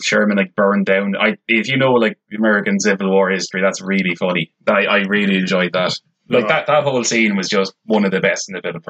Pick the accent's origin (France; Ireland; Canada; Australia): Ireland